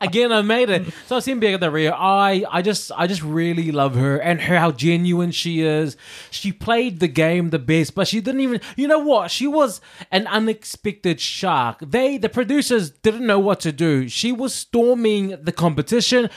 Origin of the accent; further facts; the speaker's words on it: New Zealand; moved away as an adult; also born or lived in London; New Zealand boy in London for the first time